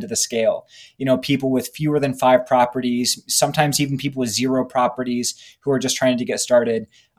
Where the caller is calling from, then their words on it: Alexandria, Virginia, United States; I'm in Alexandria, Virginia, just outside of Washington, D.C.